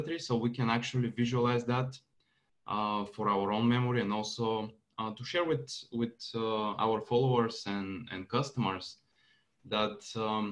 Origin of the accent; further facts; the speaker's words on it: Bulgaria; moved away; also born or lived in Santa Clara, California; move back to my home country with Jen